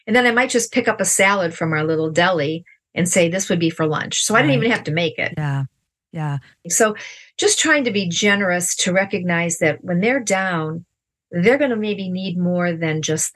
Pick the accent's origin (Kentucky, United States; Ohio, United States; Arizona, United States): Ohio, United States; We're from Ohio.